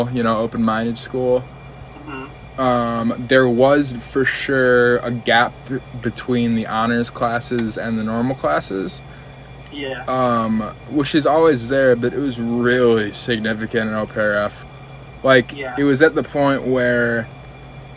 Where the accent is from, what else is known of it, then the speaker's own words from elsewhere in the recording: River Forest, Illinois, United States; I grew up in a suburb right on the border of the west side of Chicago called River Forest